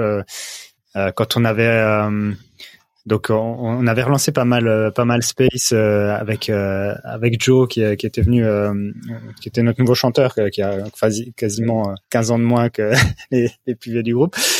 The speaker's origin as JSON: {"language": "French", "country": "France", "said": "on est français"}